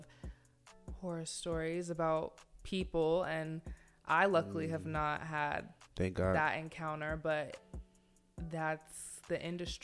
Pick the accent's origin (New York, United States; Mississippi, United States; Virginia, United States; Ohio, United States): Virginia, United States; Northern; moved away; I'm from Northern. Nova. Nova is where I'm from